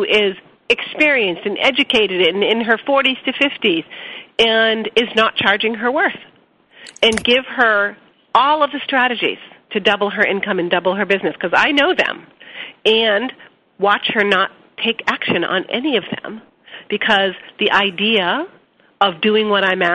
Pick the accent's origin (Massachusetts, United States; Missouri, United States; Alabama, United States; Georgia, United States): Massachusetts, United States; Boston; I'm from Boston and I talk fast